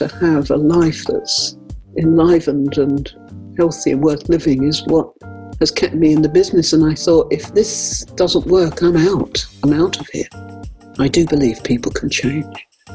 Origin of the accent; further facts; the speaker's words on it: London, United Kingdom; moved away; also born or lived in Nottingham; I come from London originally, and I've worked lived most of my life at Nottingham